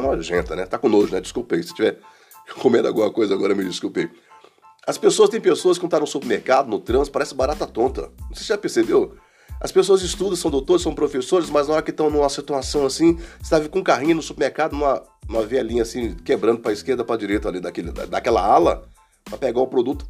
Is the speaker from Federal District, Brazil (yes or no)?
yes; Brasília, Federal District, Brazil; Fui criado aqui, vim para cá para Guará. Eu tinha uns 7 anos.